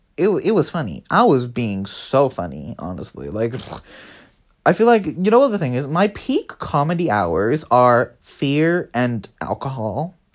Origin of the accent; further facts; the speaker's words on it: United Kingdom; I'm British.